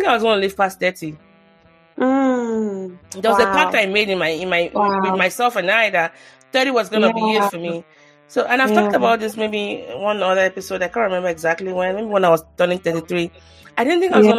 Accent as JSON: {"language": "English", "country": "Nigeria", "tie": "born or raised there", "moved": "yes", "lives_now": "United States", "said": "growing up in Nigeria, you pray a lot"}